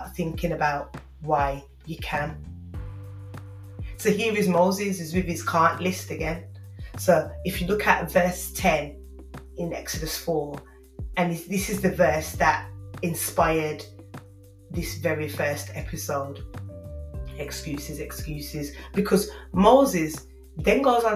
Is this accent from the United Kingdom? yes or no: yes; Birmingham, West Midlands, United Kingdom; accent: Brummie; my Brummie accent